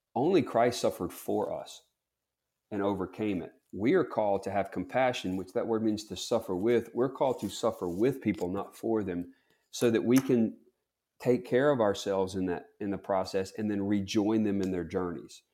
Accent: Bogue Chitto, Mississippi, United States; I'm from Bogachita, Mississippi

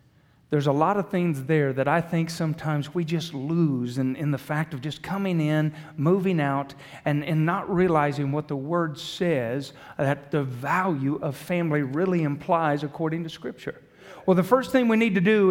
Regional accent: Branson, Missouri, United States; I'm from Southern Missouri around Branson, the Ozarks

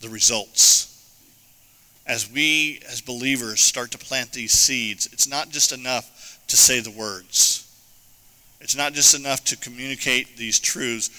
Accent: Arizona, United States; moved away; I grew up in Arizona.

